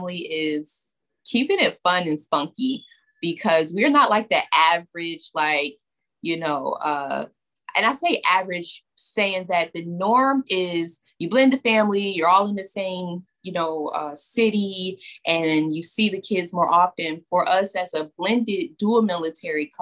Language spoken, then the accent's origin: English; New York, United States; I'm from New York.